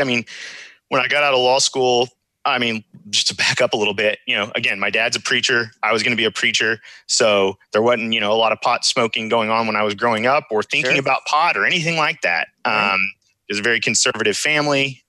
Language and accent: English; Houston, Texas, United States; I'm from Houston, Texas